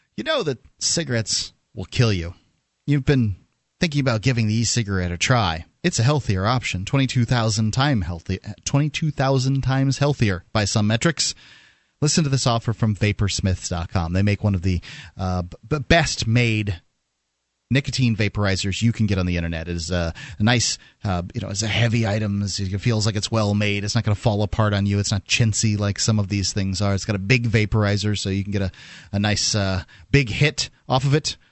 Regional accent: Florida, United States; moved away; I'm from Florida

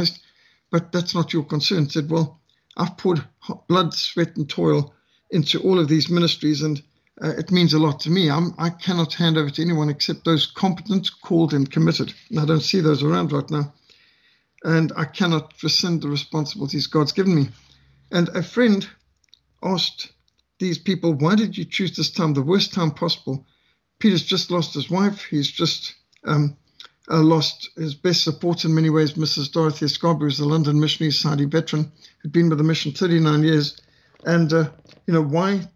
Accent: Zimbabwe; now in South Africa; I'm from Rhodesia

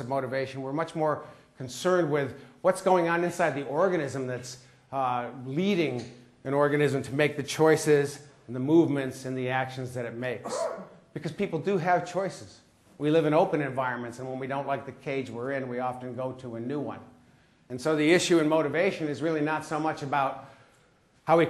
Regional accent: United States; accent: American

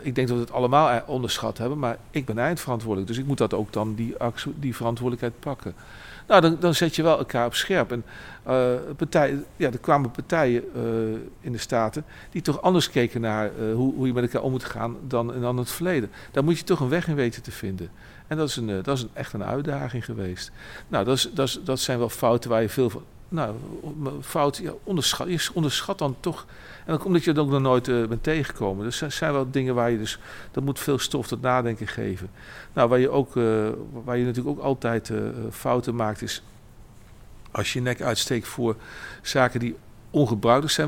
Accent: Arnhem, Gelderland, Netherlands; also born or lived in Nijmegen; Ik woon in Arnhem, ik ben ook geboren en getogen in Arnhem.

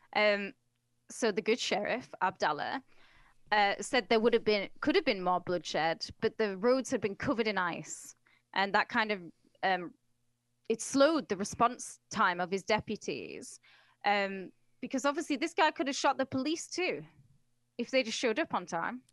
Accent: England, United Kingdom; I'm English

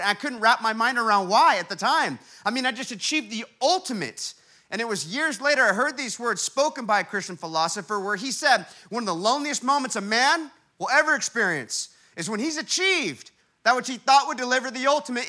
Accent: Huntington Beach, California, United States; my hometown, Huntington Beach, California

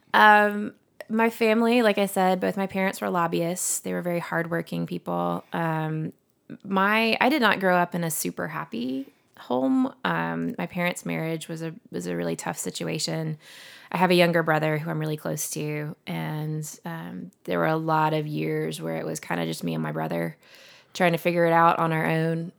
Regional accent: Montgomery, Alabama, United States; also born or lived in Vestavia Hills, Alabama; now in Birmingham, United States; we lived in Montgomery till I was thirteen

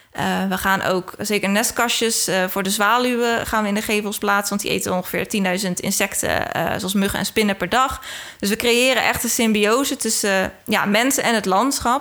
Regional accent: Rotterdam, South Holland, Netherlands; ik ben half Engels, maar echt opgegroeid in Rotterdam

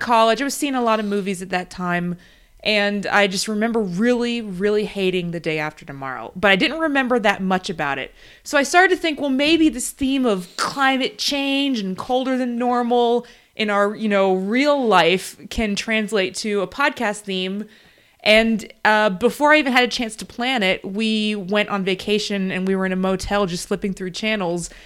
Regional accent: Florida, United States; moved away; the state that we're from, we don't live there anymore, but we're from Florida

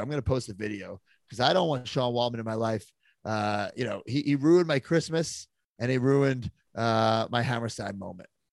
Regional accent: New York, United States; do some shows in New York, my hometown

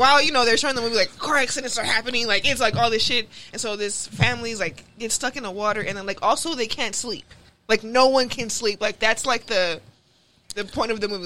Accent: Inglewood, California, United States; I'm a comedian from Inglewood

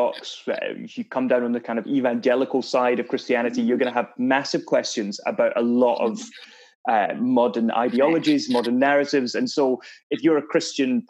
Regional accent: Edinburgh, Scotland, United Kingdom; I'm from Edinburgh

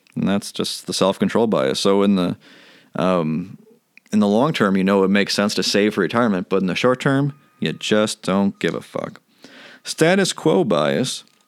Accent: United States; I'm an American

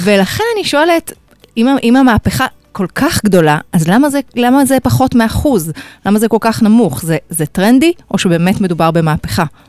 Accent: Israel

